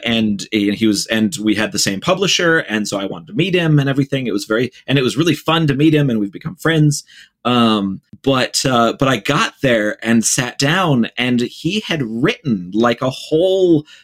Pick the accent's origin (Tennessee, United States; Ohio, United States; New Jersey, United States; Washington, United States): Ohio, United States; I grew up in the Midwest in Ohio